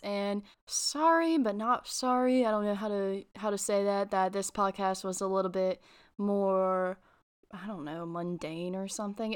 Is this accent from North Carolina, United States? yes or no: yes; North Carolina, United States; I'm from North Carolina